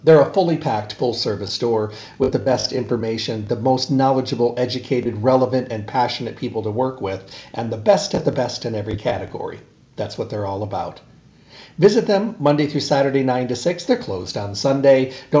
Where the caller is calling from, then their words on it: Arizona, United States; I'm calling from Arizona today and then up to Los Angeles tomorrow.